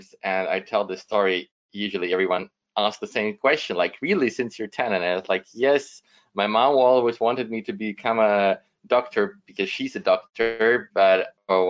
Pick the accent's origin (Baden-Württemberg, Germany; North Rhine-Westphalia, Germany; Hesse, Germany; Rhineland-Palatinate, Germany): North Rhine-Westphalia, Germany; Düsseldorf; first language German and Russian; English is a second language; also born or lived in Ukraine; I've been born in Ukraine in 1987. My parents moved to Germany. So I grew up in Germany, finished school in Germany, and went to university in Düsseldorf, which is my hometown